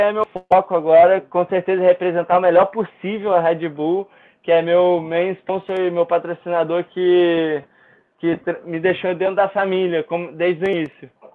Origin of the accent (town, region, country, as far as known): Brazil